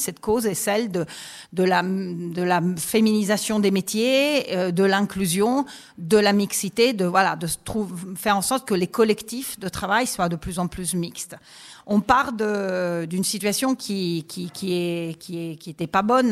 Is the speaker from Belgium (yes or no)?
no; Italy; French is a second language; moved away as an adult; now in France; J'ai étudié les sciences politiques en Italie, parce que je suis italienne. Et je suis arrivée en France pour travailler